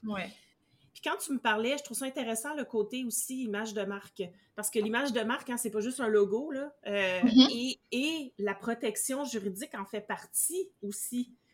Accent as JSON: {"language": "French", "country": "Canada", "said": "même si c'est celui qui est dans mon pays d'origine"}